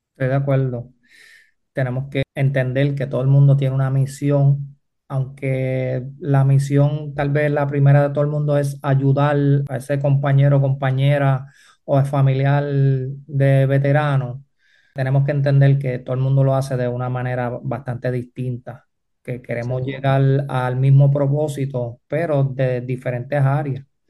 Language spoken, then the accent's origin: Spanish; Manatí, Puerto Rico; Yo pues vengo de Manatí